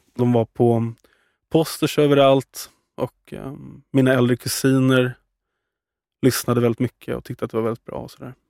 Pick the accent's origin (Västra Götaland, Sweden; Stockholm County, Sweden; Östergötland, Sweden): Stockholm County, Sweden; Värmdö; till eh, Värmdö då, där jag är uppvuxen